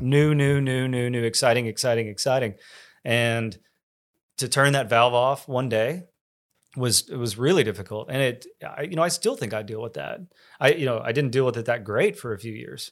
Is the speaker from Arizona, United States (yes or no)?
no; College Station, Texas, United States; I grew up in College Station